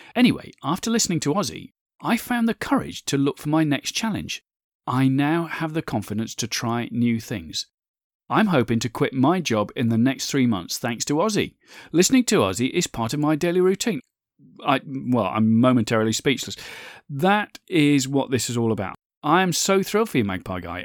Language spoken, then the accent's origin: English; United Kingdom; my home country of the U K